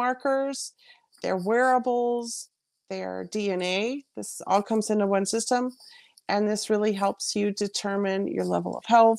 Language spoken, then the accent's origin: English; Alaska, United States; moved away as an adult; also born or lived in Bavaria, Germany; now in Germany; I'm originally from America, but have been living over here for about 20 years already, from Alaska.